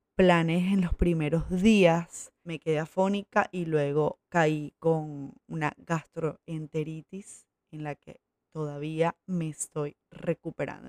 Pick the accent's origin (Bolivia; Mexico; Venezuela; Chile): Venezuela; Coro, Falcón; moved away as an adult; also born or lived in Maracaibo / Valencia; Pero me crié aquí, o sea, de aquí es toda mi familia. Aquí me crié y hasta el, colegio